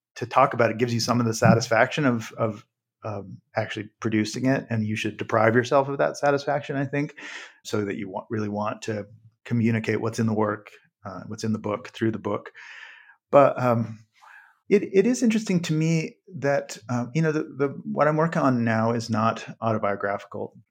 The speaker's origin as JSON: {"language": "English", "region": "Western Slope of Colorado", "country": "United States", "said": "I'm from western, the western slope of Colorado."}